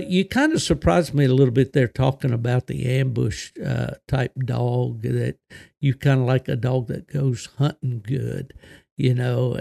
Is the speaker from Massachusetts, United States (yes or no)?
no; southern West Virginia, United States; also born or lived in eastern Ohio; growing up in West Virginia, and not only West Virginia, but in the southern part of the state